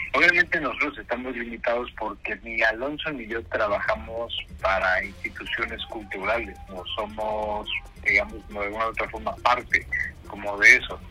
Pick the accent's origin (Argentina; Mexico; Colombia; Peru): Mexico; now in Europe; nosotros como mexicanos